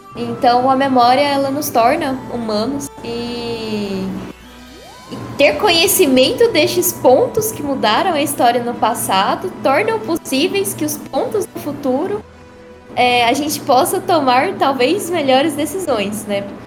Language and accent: Portuguese; Goiás, Brazil; sou goiano do pé rachado.